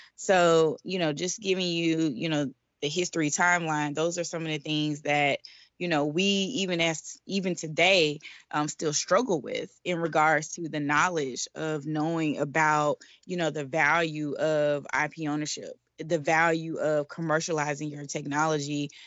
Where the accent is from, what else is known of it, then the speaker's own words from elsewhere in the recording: Atlanta, Georgia, United States; now in Washington, D.C., United States; I'm originally from Atlanta, Georgia, and I am currently based in Washington, D C